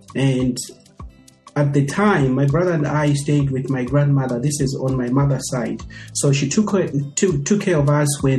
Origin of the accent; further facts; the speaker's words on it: Lusaka, Lusaka Province, Zambia; moved away as an adult; also born or lived in Feira (Luangwa), Zambia / Houghton, Michigan, United States / Indiana, United States; now in United States; I grew up in Lusaka. I was born and bred and raised in the great city of Lusaka. I never traveled much outside Lusaka.